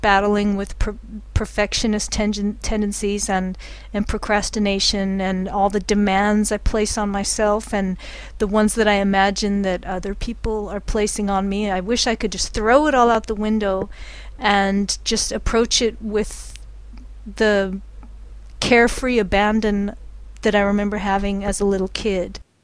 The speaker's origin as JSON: {"language": "English", "country": "United States", "said": "speaking as an American"}